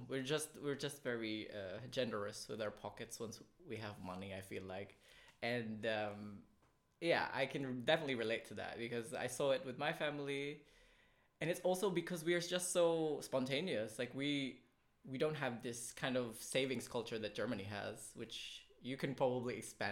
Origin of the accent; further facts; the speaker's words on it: Philippines; Number one, first con of being a Filipino. For me, the upbringing of bad financial or bad spending habits.